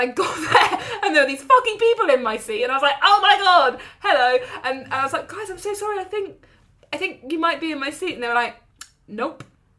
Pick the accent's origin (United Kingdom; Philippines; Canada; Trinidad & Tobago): United Kingdom; because obviously we're British and we've caused a commotion